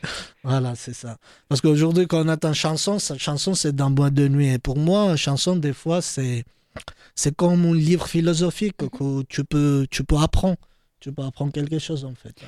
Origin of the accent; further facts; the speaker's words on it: Georgia; French is a second language; now in France; mes anciens amis qui habitaient euh, dans ma ville natale